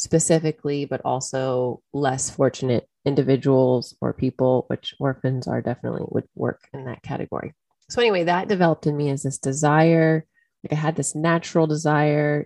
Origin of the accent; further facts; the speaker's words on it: United States; I'm American.